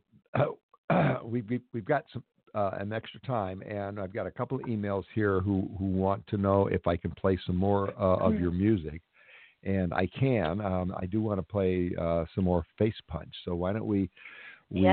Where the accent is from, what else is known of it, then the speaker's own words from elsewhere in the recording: Los Angeles, California, United States; I grew up in Westchester